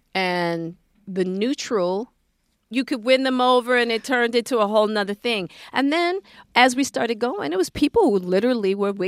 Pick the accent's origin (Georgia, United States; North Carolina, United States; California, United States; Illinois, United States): California, United States; Hollywood; So as a woman, then I'm a Black woman, and then I'm a woman from Hollywood, which is the antithesis.